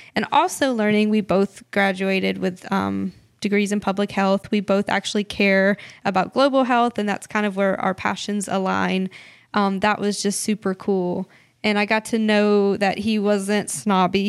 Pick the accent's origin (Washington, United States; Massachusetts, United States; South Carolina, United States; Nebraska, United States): South Carolina, United States; Clinton; also born or lived in Haiti; we are from Clinton, South Carolina, um, which is a small thirty minute drive.